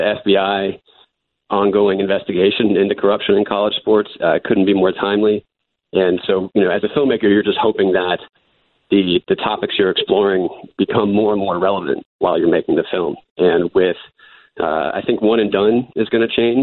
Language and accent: English; Durham, North Carolina, United States; I grew up in Durham, North Carolina